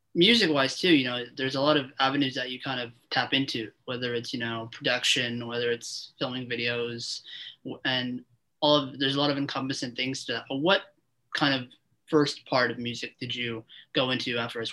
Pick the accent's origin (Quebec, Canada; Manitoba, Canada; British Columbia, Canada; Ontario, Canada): Ontario, Canada; Toronto; I uh, interview local artists in Toronto, in my hometown